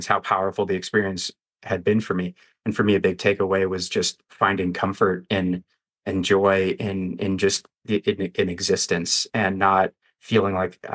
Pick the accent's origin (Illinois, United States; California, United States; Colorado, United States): Colorado, United States; Denver; now in Las Vegas, United States; the street that I grew up on in Denver as a kid